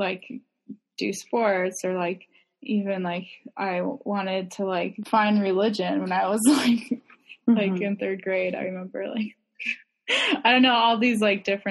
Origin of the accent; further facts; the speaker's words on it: northern Wisconsin, United States; town in Wisconsin, like northern-ish Wisconsin, when I was really young.